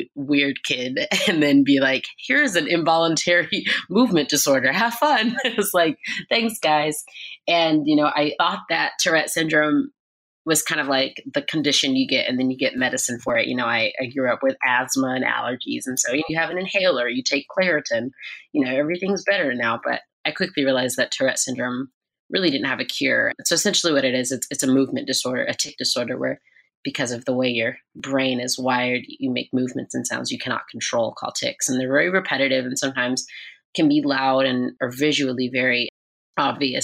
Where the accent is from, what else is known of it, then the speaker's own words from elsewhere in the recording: Atlanta, Georgia, United States; also born or lived in Los Angeles, California; we moved to Atlanta, Georgia when I was about 1 year old. And I grew up in church